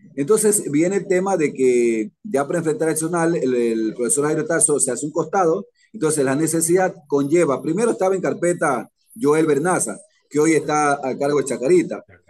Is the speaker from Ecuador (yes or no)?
yes; Esmeraldas, Ecuador